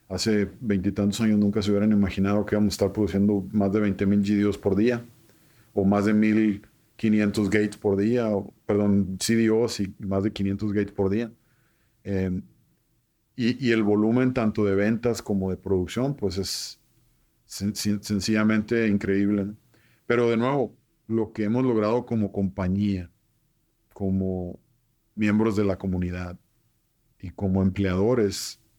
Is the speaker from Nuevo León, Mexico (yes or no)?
no; Nogales, Sonora, Mexico; Entonces, Nogales lo veo muy identificado, pues sí, nos encanta divertirnos, somos gente apasionada, sonorense